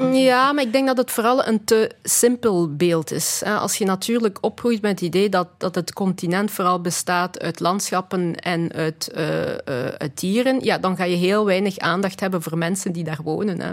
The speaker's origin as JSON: {"language": "Dutch", "country": "Belgium", "tie": "born or raised there", "also_born_or_lived": "Congo", "said": "Ik ben in België opgegroeid."}